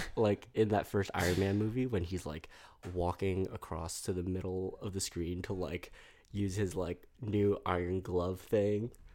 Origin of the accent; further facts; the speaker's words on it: New York City, New York, United States; also born or lived in Malaysia; I'm from New York City